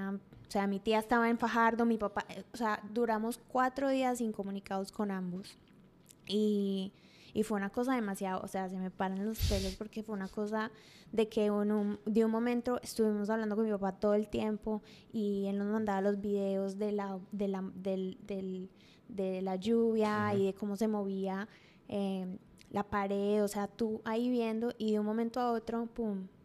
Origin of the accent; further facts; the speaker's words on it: Atlanta, Georgia, United States; cuando me crié acá en Atlanta